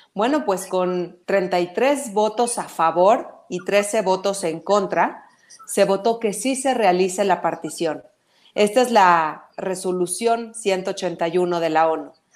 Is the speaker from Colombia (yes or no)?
no; Mexico; somos mexicanos, primero que nada, esa es nuestra principal lealtad